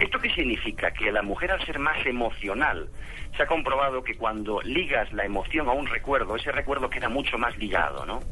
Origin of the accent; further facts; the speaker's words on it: Spain; moved away as an adult; also born or lived in Barcelona; now in Colombia; Yo soy de España, soy de España